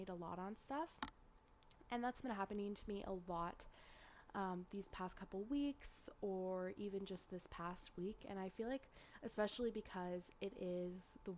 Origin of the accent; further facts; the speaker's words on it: Northern California, United States; accent: Northern California; my Northern California accent